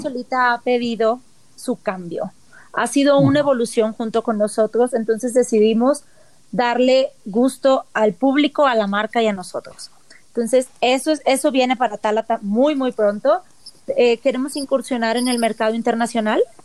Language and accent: Spanish; Mazatlán, Sinaloa, Mexico; now in Mexico City, Mexico; yo tengo 18 años fuera, entonces creo que conozco más aquí ya de lo que conocí en Mazatlán